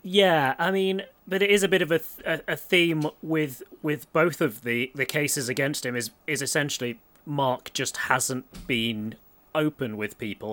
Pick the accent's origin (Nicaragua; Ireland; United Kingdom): United Kingdom; Stony Stratford, South East England; I grew up in Stony Stratford